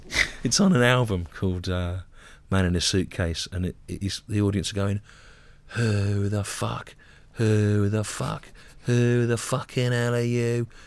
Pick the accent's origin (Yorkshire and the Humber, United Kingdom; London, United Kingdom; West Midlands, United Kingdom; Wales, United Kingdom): West Midlands, United Kingdom; Solihull; I grew up in Solihull